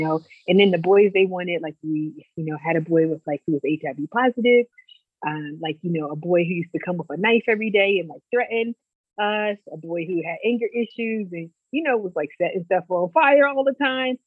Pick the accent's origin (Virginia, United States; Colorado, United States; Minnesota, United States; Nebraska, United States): Virginia, United States; Lexington; also born or lived in Farmville, Virginia; I'm from Lexington, Virginia, a small town